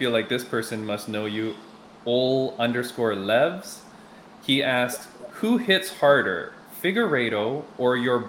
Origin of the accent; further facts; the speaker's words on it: Toronto, Ontario, Canada; I grew up in Scarborough as well. So like that's all in our area.